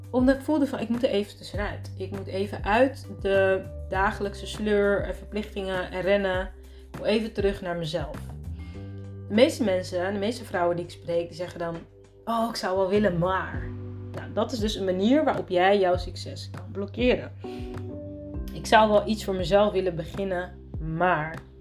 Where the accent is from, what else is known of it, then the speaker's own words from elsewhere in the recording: Netherlands; moved away as an adult; also born or lived in Rotterdam / Abu Dhabi; ik ben in Nederland geboren